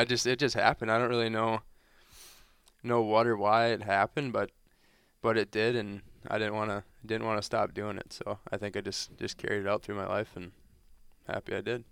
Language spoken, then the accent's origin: English; Grand Forks, North Dakota, United States; moved away; growing up in North Dakota, when I, when I was there, it was definitely a little low-key thing, but I think growing up in that, that Grand Forks area